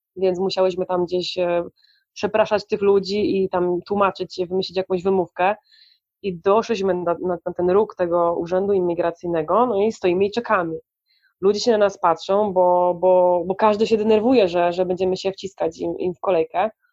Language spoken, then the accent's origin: Polish; Poland; moved away; also born or lived in Colombia; jestem z Polski